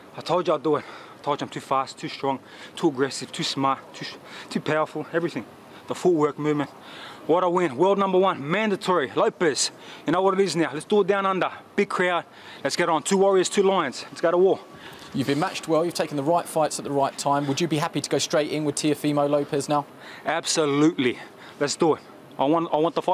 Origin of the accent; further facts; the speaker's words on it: Australia; I'm a proud Australian